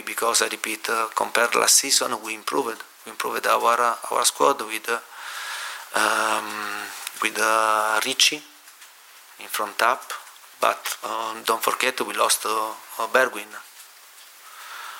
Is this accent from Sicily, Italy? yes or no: no; Lecce, Apulia, Italy; now in London, United Kingdom; where I was born in Lecce